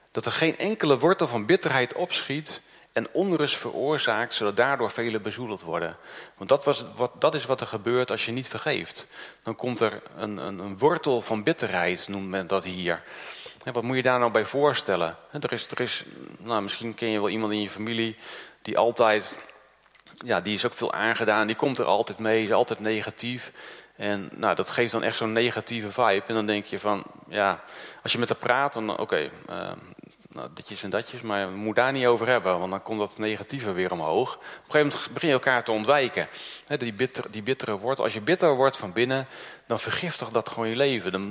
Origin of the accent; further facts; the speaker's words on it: Groningen, Netherlands; also born or lived in Noord-Holland; ik ben uit Noord-Holland eh, verhuisd naar Groningen. Ik was zeven jaar.